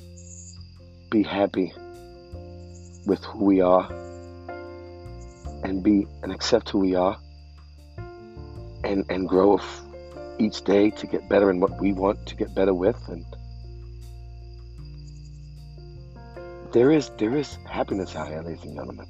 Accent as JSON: {"language": "English", "town": "New York City", "region": "New York", "country": "United States", "tie": "born or raised there", "also_born_or_lived": "Bensonhurst, Brooklyn", "moved": "as an adult", "lives_now": "New Jersey, United States", "said": "I grew up in the Sheepshead Bay projects for 20 years of my life, and moved to Bensonhurst. Now I live in Jersey"}